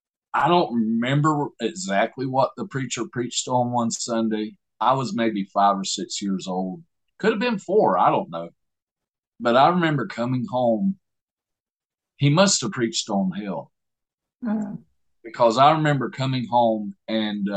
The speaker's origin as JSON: {"language": "English", "region": "Southeast Alabama", "country": "United States", "tie": "born or raised there", "said": "I was born in Southeast Alabama"}